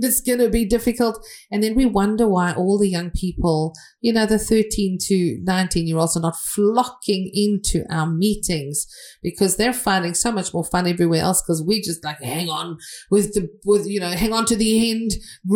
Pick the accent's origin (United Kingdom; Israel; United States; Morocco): United Kingdom; England; I'm from England